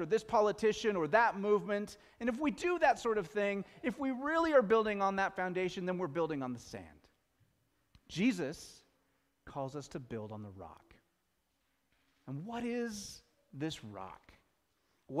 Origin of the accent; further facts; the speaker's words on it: Pacific Northwest, United States; We're from the Pacific Northwest.